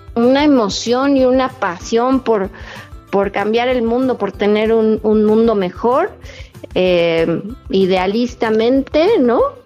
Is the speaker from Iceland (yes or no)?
no; Mexico; como es nuestra costumbre como mexicanos